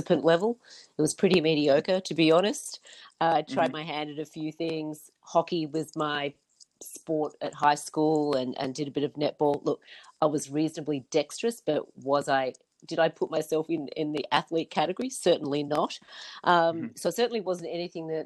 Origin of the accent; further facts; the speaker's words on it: New South Wales, Australia; I grew up in New South Wales